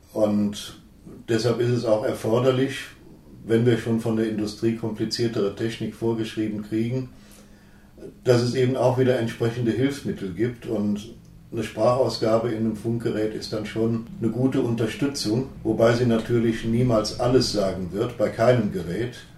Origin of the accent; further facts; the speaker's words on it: Syria; moved away; ich bin in Syrien aufgewachsen